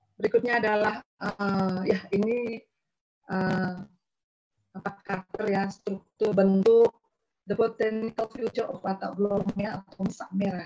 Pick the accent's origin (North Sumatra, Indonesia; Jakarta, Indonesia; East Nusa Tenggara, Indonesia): East Nusa Tenggara, Indonesia; Pajunyan Village, West Adonara, Flores; West Adonara Sub District is Flores. Ini dari kampung saya sendiri.